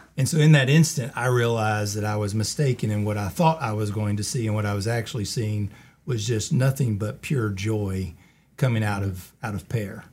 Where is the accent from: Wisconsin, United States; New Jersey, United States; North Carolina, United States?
North Carolina, United States; Colfax; also born or lived in Charlotte / High Point; I grew up in the Colfax area